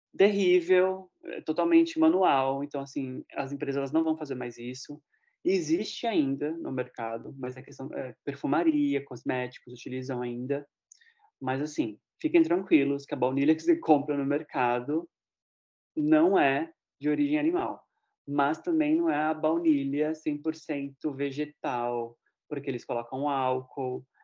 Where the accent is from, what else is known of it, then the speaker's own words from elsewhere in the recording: Osasco, São Paulo, Brazil; em Osasco, né, que pra quem não sabe é minha terra